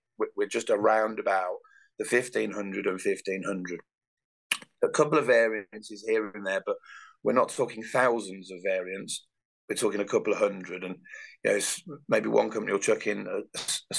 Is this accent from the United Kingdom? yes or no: yes; Birmingham, West Midlands, United Kingdom; I'm a Brummie